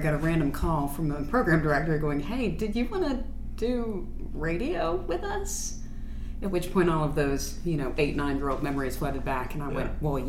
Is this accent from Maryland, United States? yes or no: yes; Maryland, United States; now in Columbus, Mississippi, United States; I grew up in Maryland.